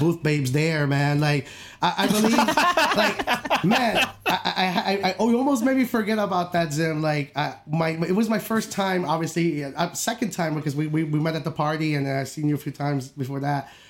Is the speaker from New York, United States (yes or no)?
yes; upstate New York, United States; I'm from New York, I'm from upstate